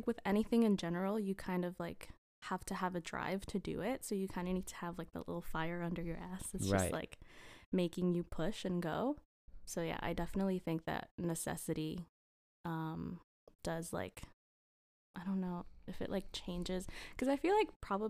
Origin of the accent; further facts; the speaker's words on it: Costa Rica; I'm from Costa Rica. I'm 23 years old.